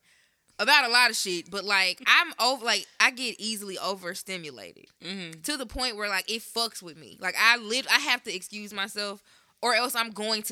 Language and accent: English; Memphis, Tennessee, United States; also from Memphis